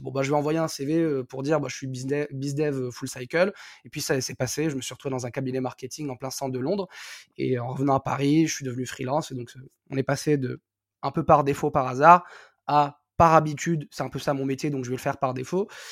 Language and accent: French; Algiers, Algiers Province, Algeria; moved away; je suis né, j'ai grandi à Alger